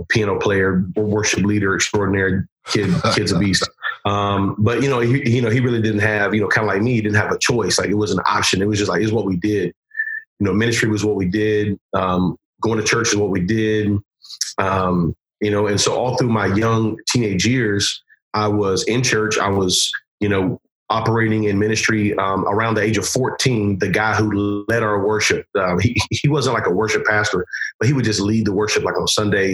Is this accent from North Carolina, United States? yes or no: yes; Spring Lake, North Carolina, United States; also born or lived in Lumberton, North Carolina; I was raised in a little town called Spring Lake, North Carolina.